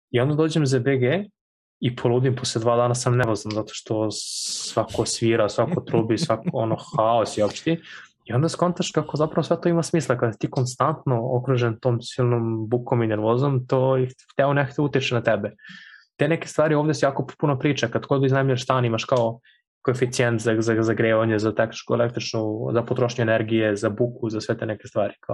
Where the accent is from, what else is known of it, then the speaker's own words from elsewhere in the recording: Serbia; moved away as an adult; now in Berlin, Germany; ja sam iz Krošica